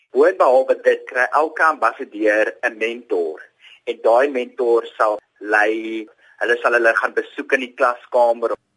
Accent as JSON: {"language": "Afrikaans", "region": "Eastern Cape", "country": "South Africa", "moved": "yes", "said": "Ek kom oorspronklik van die Oos-Kaap af en ek het na Hoër Tegniese Skool Potrex toe gegaan."}